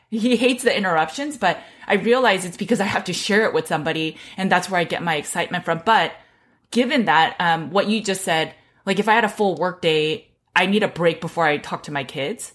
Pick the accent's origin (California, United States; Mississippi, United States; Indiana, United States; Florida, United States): California, United States; I grew up in California